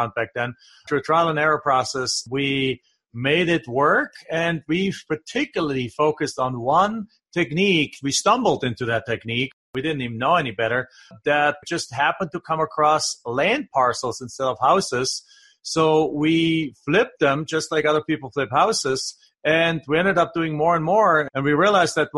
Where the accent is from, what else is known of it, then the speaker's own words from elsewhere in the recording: south of Stuttgart, Baden-Württemberg, Germany; now in United States; I'm from the southwest, south of Stuttgart. There's a big lake called Bodensee